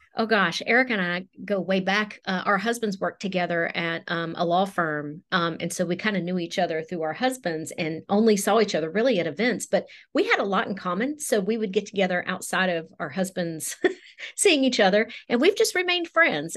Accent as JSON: {"language": "English", "region": "West Virginia", "country": "United States", "also_born_or_lived": "Raleigh, North Carolina", "moved": "as an adult", "lives_now": "Durham area, United States"}